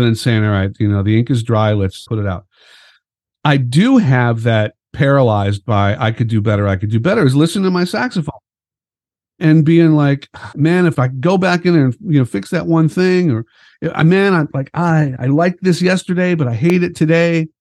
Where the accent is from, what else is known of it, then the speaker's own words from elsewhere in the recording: Chicago, Illinois, United States; growing up as a musician in Chicago